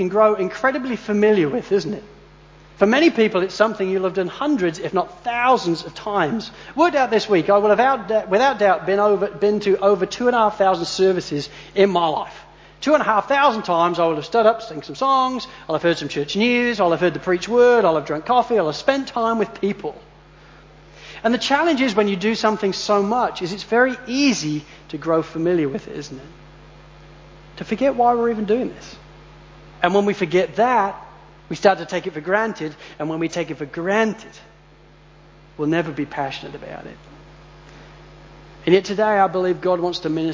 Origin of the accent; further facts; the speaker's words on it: Spalding, East Midlands, United Kingdom; now in Australia; when we were kids growing up in Spalding